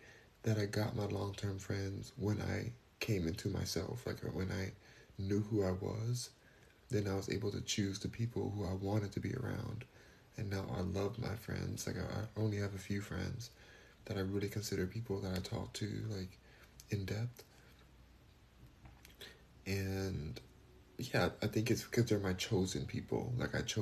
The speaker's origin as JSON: {"language": "English", "town": "Los Angeles", "region": "California", "country": "United States", "moved": "yes", "lives_now": "Houston, United States", "said": "I'm in Houston now, but I'm from Los Angeles"}